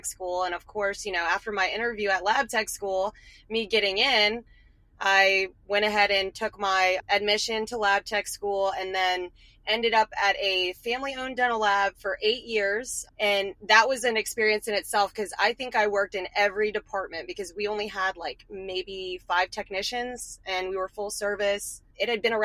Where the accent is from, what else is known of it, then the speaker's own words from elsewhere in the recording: Richmond, Virginia, United States; moved away; I'm originally from Richmond, Virginia